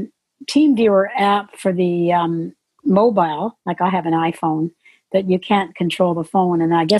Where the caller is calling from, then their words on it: Vancouver, British Columbia, Canada; I'm calling from Vancouver, British Columbia, Canada.